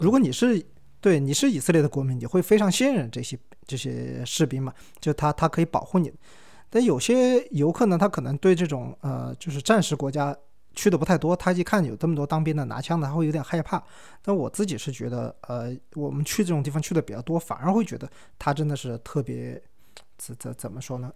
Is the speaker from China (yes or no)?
yes; China; 我是中国人